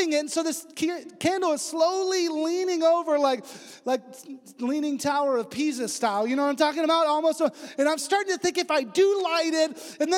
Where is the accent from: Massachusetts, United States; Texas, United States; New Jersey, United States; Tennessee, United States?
Texas, United States; West; moved away; also born or lived in China; I'm from West Texas. I barely speak English